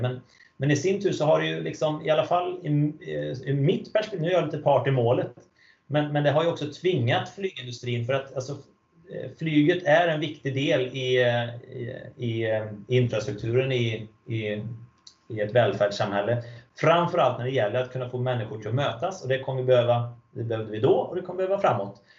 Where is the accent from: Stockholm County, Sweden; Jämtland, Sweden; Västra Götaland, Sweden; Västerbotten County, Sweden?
Västra Götaland, Sweden; Falköping; moved away; Jag är uppvuxen i en stad som heter Falköping